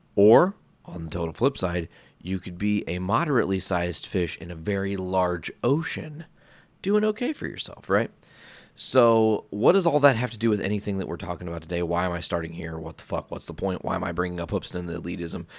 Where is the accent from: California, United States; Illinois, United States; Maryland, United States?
Illinois, United States; Hoopeston; moved away as an adult; now in Northwest Indiana, United States; You guys probably know Hoopston, Illinois. Like, it's, it's my hometown